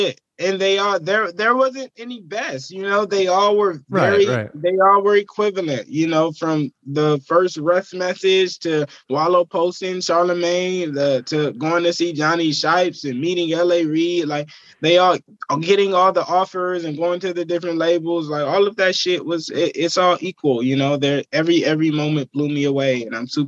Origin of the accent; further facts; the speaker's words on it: Vallejo, California, United States; it's just where I'm from. It's where I've gained all my experience and my knowledge, and where I've experienced life